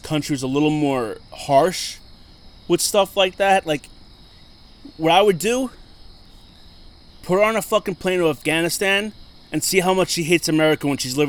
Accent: United States; But at the end of the day, we're all American.

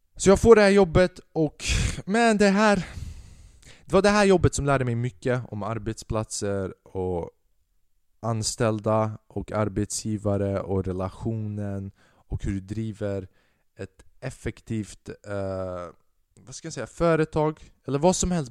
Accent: Säffle, Värmland, Sweden; i min hemstad, i Säffle

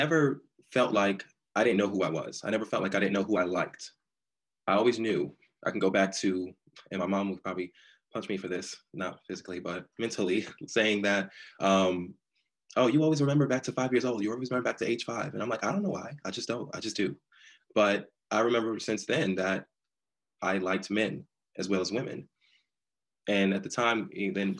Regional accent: New York City, New York, United States; now in Durham, United States; I'm originally from New York, born and raised in Brooklyn, then I relocated to North Carolina, Durham, North Carolina, to be exact

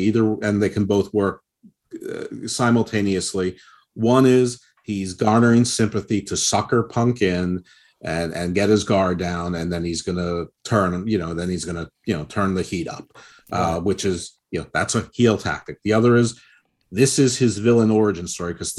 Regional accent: United States; I'm American

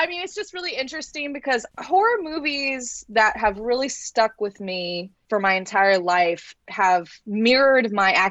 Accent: Florida, United States; And I'm from Florida, born and raised.

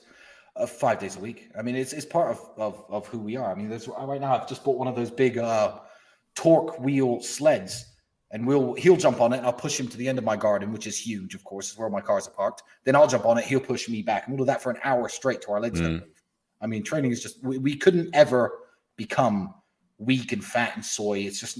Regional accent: England, United Kingdom; my friend, I'm from England.

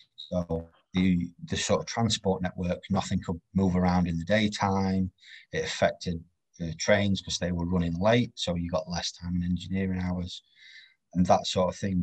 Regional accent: Doncaster, Yorkshire and the Humber, United Kingdom; I'm from Doncaster. I'm not from sort of London

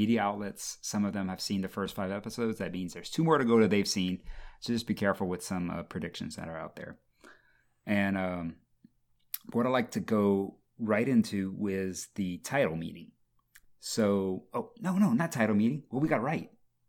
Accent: Louisiana, United States; All right, and me, I'm Cajun.

